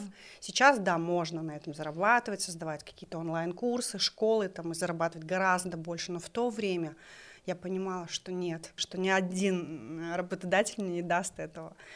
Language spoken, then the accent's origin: Russian; Kokshetau, Akmola Region, Kazakhstan; мы жили в городе Кукшетау